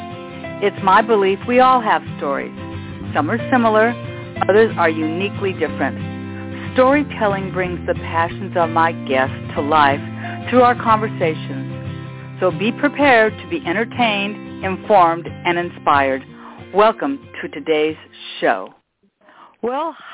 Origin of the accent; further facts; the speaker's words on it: West Coast, United States; For those of us who were born and raised on the West Coast